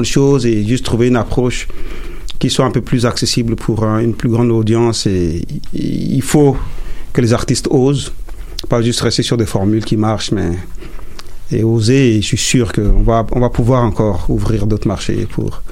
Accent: Chad; first language Sara; French is a second language; now in Montreal, Canada; je viens du Tchad

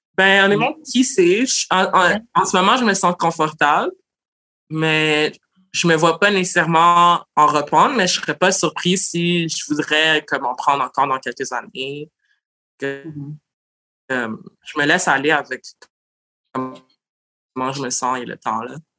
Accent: Montreal, Quebec, Canada; je suis née à Montréal d'origine haïtienne. Puis j'ai mm. l'histoire typique de plein d'Haïtiens trans de Montréal

